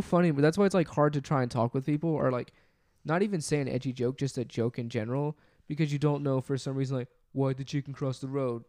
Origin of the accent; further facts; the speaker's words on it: Memphis, Tennessee, United States; we're from the Memphis area